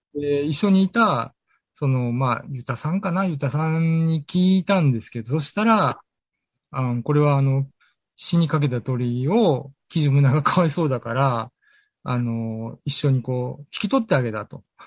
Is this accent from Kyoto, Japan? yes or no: yes; Kyoto, Japan; moved away as an adult; now in Okinawa, Japan; 僕京都なんですよ、もともと。京都から沖縄に来た時に